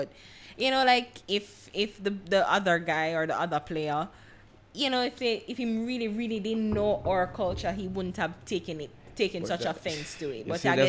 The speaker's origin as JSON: {"language": "English", "country": "Jamaica", "said": "as a Jamaican"}